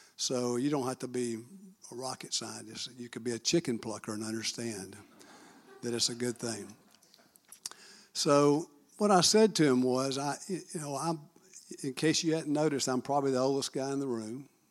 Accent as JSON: {"language": "English", "town": "Marietta", "region": "Georgia", "country": "United States", "tie": "born or raised there", "said": "I'm born and raised in Marietta, Georgia"}